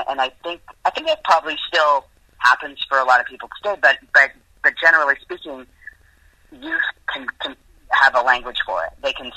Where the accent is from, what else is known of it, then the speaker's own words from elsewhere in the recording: Vancouver, British Columbia, Canada; moved away as an adult; also born or lived in Winnipeg / Toronto; now in Los Angeles, United States; I was born in Winnipeg, in Canada